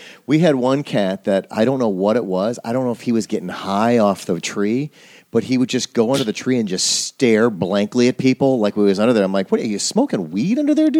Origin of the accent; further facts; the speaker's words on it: Wisconsin, United States; I'm from Wisconsin